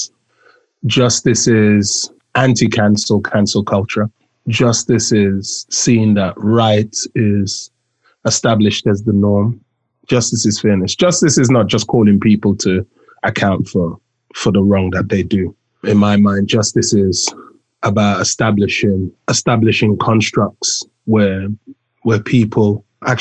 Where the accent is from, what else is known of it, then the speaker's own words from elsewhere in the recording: London, United Kingdom; moved away as an adult; now in Australia; I am a Londoner, born and bred. I've been living in Australia now for 8 years.